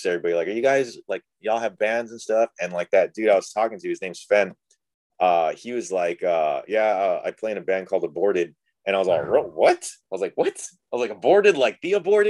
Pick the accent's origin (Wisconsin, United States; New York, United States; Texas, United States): Texas, United States; Rio Grande Valley; I'm from Rio Grande Valley